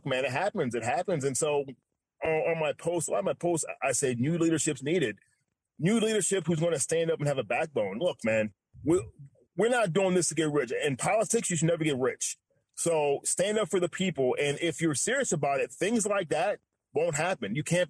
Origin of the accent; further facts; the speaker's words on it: New York, United States; now in Texas, United States; And like I said, when I came from New York to here, I thought this is a pillar of Republican values, Texas.